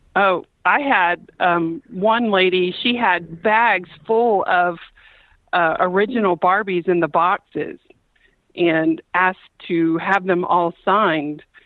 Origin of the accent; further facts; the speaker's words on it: Lake City, Florida, United States; I'm from Lake City